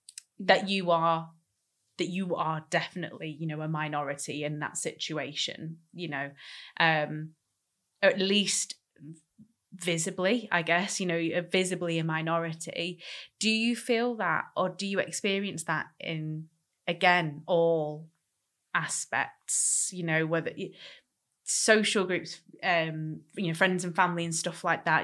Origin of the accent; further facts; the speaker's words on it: Manchester, North West England, United Kingdom; we're from Manchester. Very diverse city.